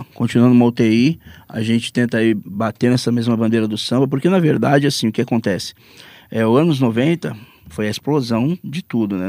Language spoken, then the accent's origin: Portuguese; São Vicente, São Paulo, Brazil; eu sou de São Vicente